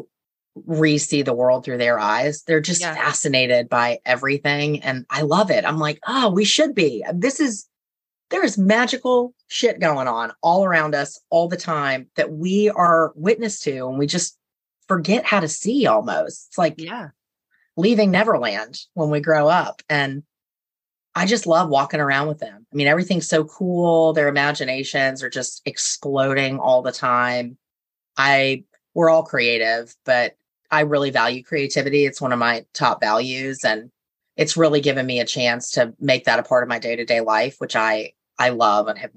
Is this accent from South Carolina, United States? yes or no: yes; Charleston, South Carolina, United States; Born, raised, grew up here